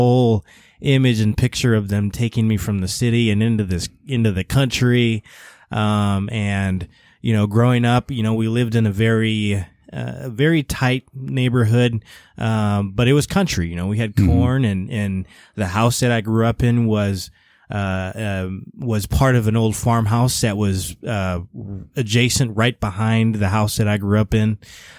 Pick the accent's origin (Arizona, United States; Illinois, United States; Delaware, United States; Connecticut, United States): Illinois, United States; I mean, Illinois, I mean, it's Illinois, right?